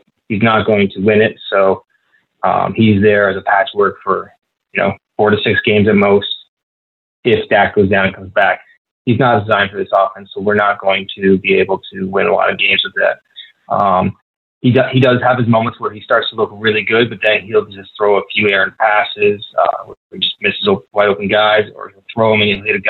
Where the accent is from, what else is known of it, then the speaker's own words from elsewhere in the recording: Ontario, Canada; So I'm from the Niagara region, which is really close to Buffalo.